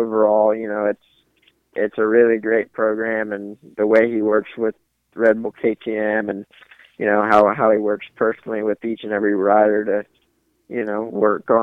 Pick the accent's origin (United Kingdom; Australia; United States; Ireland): United States; the South; I grew up in the South